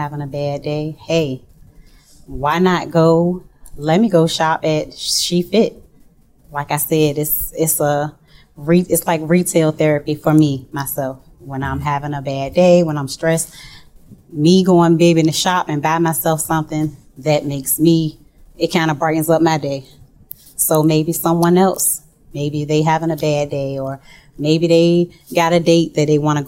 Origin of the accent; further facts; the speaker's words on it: Norfolk, Virginia, United States; I am born and raised in Norfolk, Virginia.